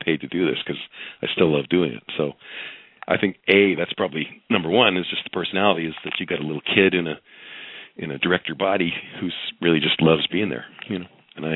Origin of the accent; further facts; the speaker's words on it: Canada; I'm Canadian